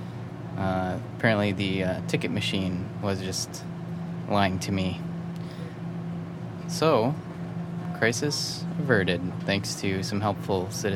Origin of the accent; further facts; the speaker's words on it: Stillwater, Minnesota, United States; my hometown of Stillwater, Minnesota